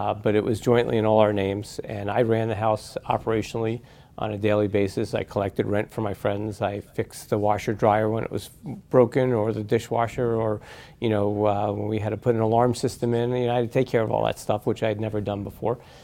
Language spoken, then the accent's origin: English; Huntington, New York, United States; I grew up on Long Island in Huntington on the border of Nassau and Suffolk County